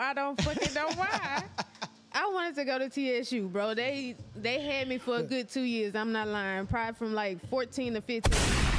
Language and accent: English; Houston, Texas, United States; Man, I'm from H-Town, man.